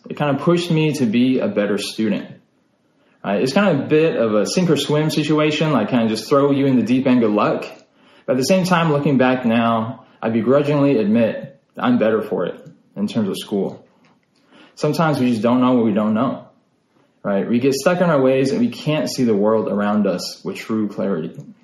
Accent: Utah, United States; now in Texas, United States; I'm actually originally from Utah. I was born and raised in a small town in Utah

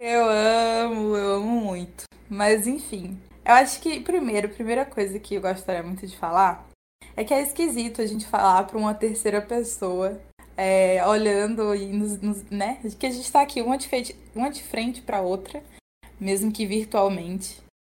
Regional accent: Piauí, Brazil; eu sou piauiense

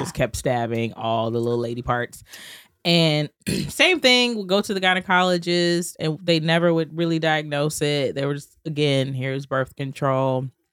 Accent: Georgia, United States; also born or lived in Atlanta; now in New York City, United States; I'm from Georgia

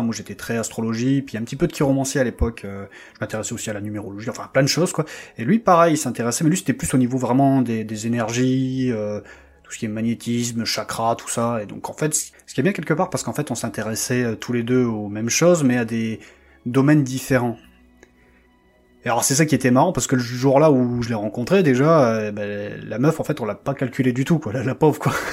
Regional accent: Lille, Hauts-de-France, France; moved away as an adult; also born or lived in Paris; je suis revenu dans ma région d'origine, à Lille

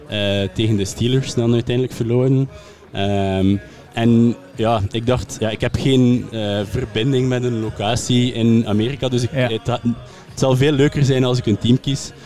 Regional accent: West Flanders, Belgium; moved away; ik ben eigenlijk van West-Vlaanderen

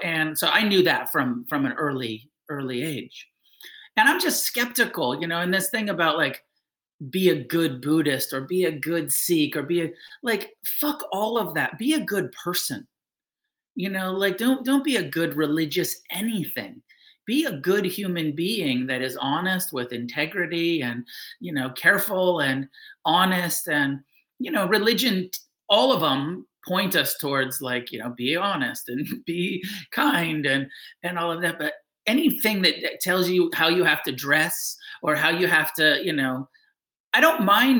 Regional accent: New Mexico, United States; You know, I grew up in New Mexico, so I was close to the Bhajan headquarters.

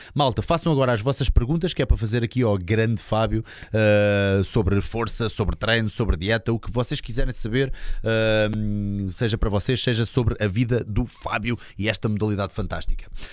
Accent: Linda-a-Velha, Lisbon, Portugal; eu sou de Linda Velha

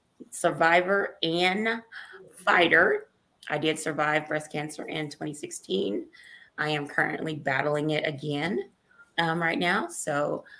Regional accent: Oklahoma City, Oklahoma, United States; I was born and raised in Oklahoma City, Oklahoma. Been here all my life

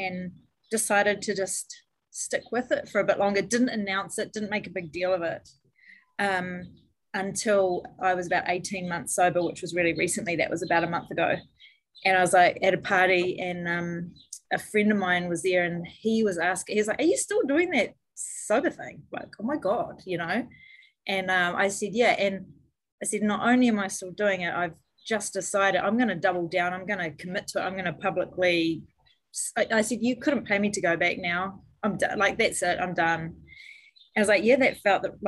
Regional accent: New Zealand; I grew up in New Zealand. I live in New Zealand, and it's a really boozy country here.

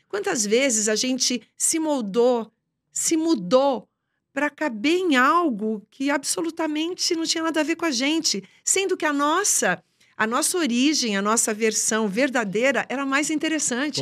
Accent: Boa Esperança do Sul, São Paulo, Brazil; moved away; also born or lived in São Carlos; eu nem vim de São Carlos, eu vim de uma cidadezinha chamada Boa Esperança do Sul.

